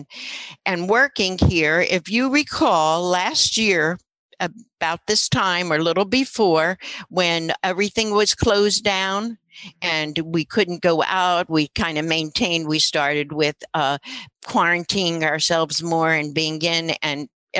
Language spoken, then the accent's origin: English; Philadelphia, Pennsylvania, United States; moved away as an adult; also born or lived in New York; now in Monmouth County, United States; in my day, I lived in Philadelphia, and I was from Philly